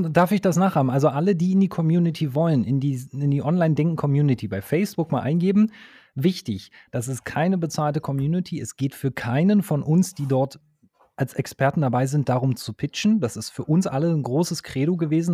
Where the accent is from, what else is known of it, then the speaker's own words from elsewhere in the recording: Berlin, Germany; ich komme aus Berlin